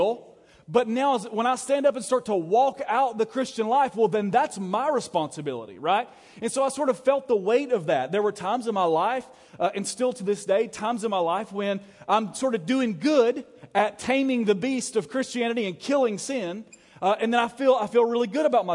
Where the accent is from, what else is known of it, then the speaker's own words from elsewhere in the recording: Alabama, United States; I was from Alabama